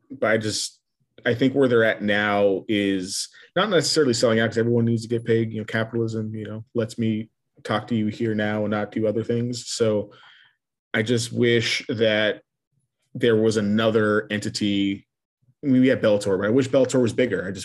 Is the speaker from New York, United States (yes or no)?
no; El Paso, Texas, United States; growing up in El Paso